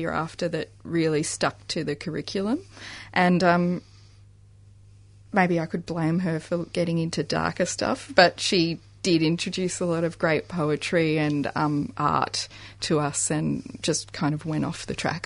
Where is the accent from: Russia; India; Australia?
Australia; Adelaide, South Australia; I grew up in Croydon. Adelaide.